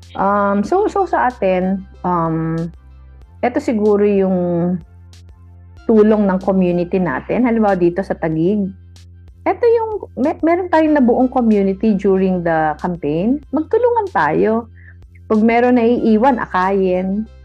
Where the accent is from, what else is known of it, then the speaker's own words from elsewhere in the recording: Naga, Bicol Region, Philippines; umuwi ako sa Naga last week.